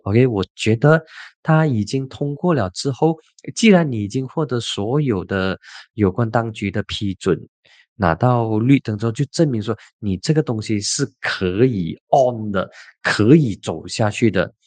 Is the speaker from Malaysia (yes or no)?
yes; Penang, Malaysia; 我的老家槟城